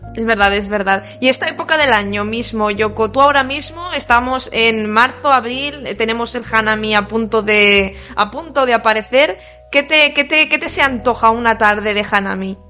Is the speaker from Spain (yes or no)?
yes; Spain; Yo soy española